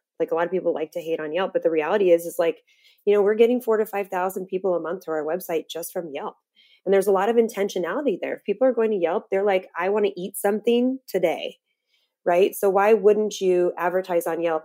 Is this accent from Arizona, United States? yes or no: no; Las Vegas, Nevada, United States; moved away as an adult; now in Phoenix, United States; I'm from Vegas originally